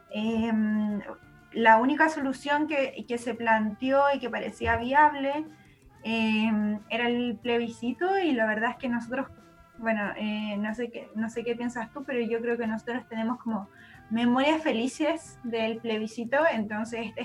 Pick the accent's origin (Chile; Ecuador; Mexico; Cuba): Chile; es un recuerdo muy hermoso que nosotros tenemos como, chilenos, eh, el, plebiscito del 88